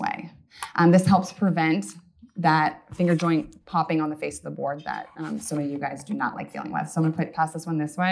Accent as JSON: {"language": "English", "town": "Issaquah", "region": "Washington", "country": "United States", "tie": "born or raised there", "also_born_or_lived": "Black Diamond, Washington", "said": "I grew up in Issaquah, Washington"}